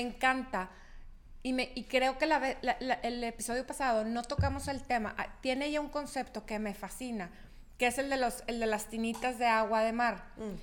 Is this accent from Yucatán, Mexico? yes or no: no; Chihuahua, Mexico; moved away as an adult; yo no soy de, de aquí, yo soy de Chihuahua